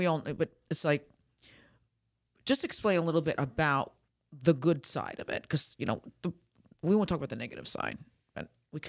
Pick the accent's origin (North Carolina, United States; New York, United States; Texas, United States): New York, United States; because I'm in the northern state, too. I'm from New York.